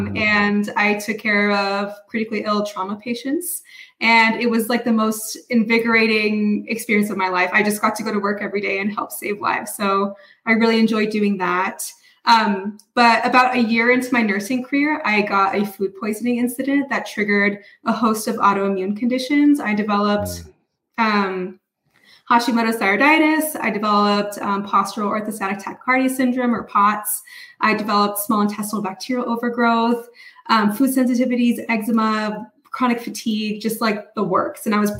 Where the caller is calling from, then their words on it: Reno, Nevada, United States; Reno, Nevada.